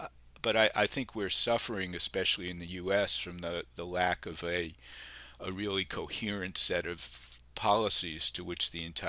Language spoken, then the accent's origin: English; New York City, New York, United States; moved away as an adult; now in Brookline, United States; I grew up in New York City. I went to New York City public schools for elementary school, at junior high and high school.